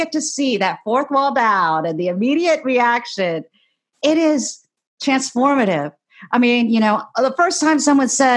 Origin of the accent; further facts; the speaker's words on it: Ohio, United States; I grew up in Ohio, a swing state